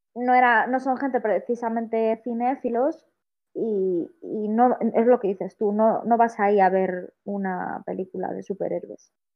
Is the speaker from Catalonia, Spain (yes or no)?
no; Vigo, Galicia, Spain; moved away as an adult; yo soy de Vigo, llevo aquí un año, esto no es mi pueblo, pero vivo en un pueblo ahora mismo